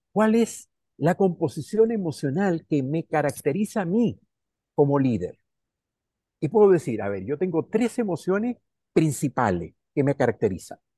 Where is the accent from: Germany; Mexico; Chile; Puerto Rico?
Chile; also born or lived in Venezuela; yo soy chileno y soy venezolano. Entonces se me, sale el Caribe en mi alegría y la tristeza en mi ser de la sierra también. Soy de la cordillera, mi corazón es cordillera.